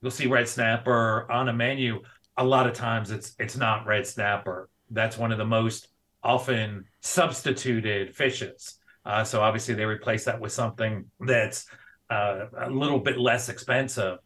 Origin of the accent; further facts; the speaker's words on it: New York City, New York, United States; moved away as an adult; also born or lived in Georgia / North Carolina; now in Montana, United States; I am originally from South Bronx, New York. So I'm an original native New Yorker, kind of grew up on the East Coast.